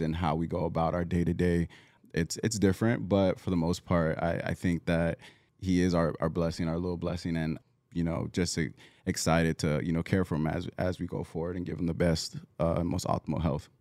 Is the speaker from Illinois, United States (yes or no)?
no; Southern California, United States; moved away as an adult; also born or lived in Oregon; I'm originally from Southern California